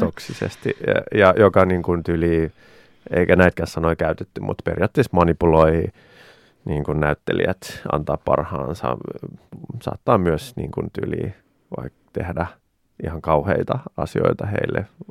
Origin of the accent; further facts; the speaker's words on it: Finland; Suomi on mun kotimaa